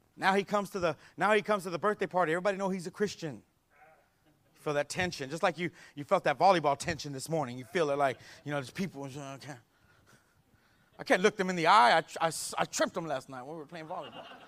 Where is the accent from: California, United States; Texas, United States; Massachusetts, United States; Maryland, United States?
Texas, United States; San Antonio; I grew up here in San Antonio